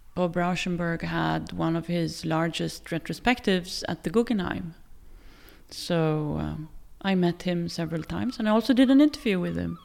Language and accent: English; Gothenburg, Västra Götaland, Sweden; moved away as an adult; also born or lived in Tel Aviv, Israel / Stockholm, Sweden / Oslo, Norway; now in Norway; I grew up in, in, outside of Tel Aviv for a few years, and then we moved to Sweden. And I grew up in Gothenburg. but also in Stockholm